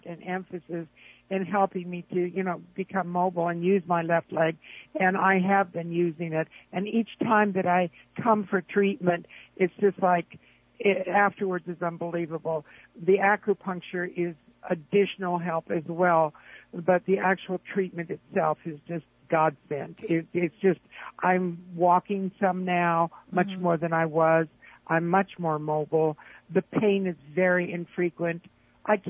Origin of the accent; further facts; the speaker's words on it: Southern California, United States; moved away; I'm originally from Southern California